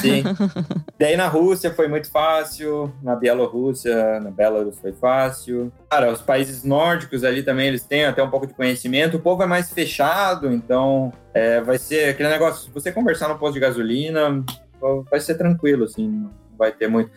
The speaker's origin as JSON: {"language": "Portuguese", "town": "Curitiba", "region": "Paraná", "country": "Brazil", "moved": "yes", "lives_now": "Germany", "said": "eu sou de Curitiba, eu estava lá visitando meus pais"}